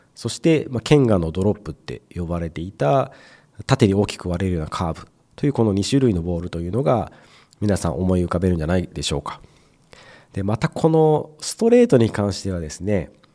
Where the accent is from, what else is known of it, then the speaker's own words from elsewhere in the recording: Mie, Japan; 僕も同じ三重県